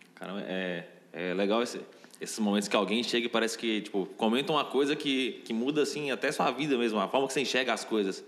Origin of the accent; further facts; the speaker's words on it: interior of Minas Gerais, Brazil; eu sou do interior de Minas